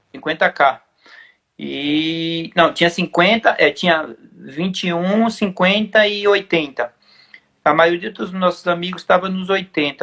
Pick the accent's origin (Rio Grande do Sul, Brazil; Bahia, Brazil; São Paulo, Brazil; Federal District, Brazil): São Paulo, Brazil; Eu falei, não, mas eu sou de lá